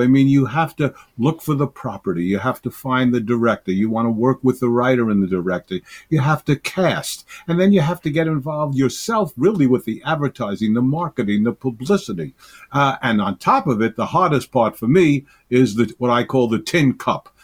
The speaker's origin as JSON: {"language": "English", "town": "New York City", "region": "New York", "country": "United States", "said": "I'm a New Yorker."}